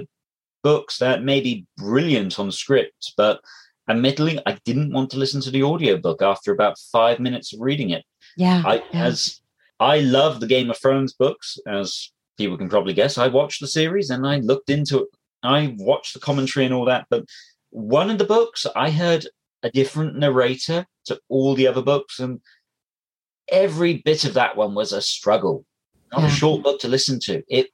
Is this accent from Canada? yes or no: no; England, United Kingdom; I'm English.